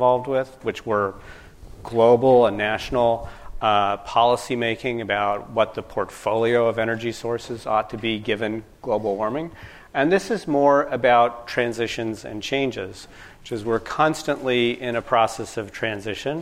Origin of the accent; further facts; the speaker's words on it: Sacramento, California, United States; moved away; I'm originally from California, from Sacramento.